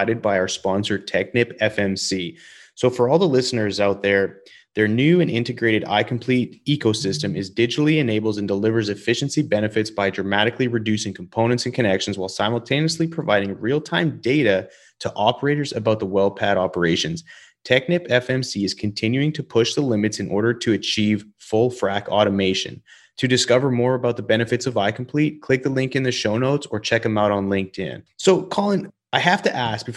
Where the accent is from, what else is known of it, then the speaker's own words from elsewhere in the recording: Calgary, Alberta, Canada; also born or lived in Denver, Colorado; being from Calgary, Alberta